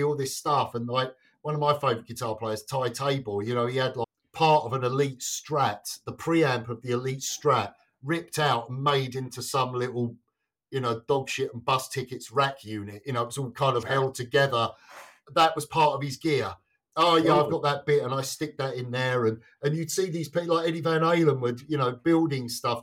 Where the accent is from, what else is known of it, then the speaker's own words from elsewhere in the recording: England, United Kingdom; now in Sweden; being English